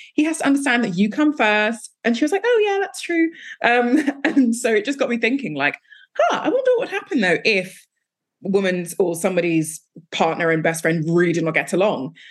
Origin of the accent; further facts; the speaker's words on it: Nigeria; I'm Nigerian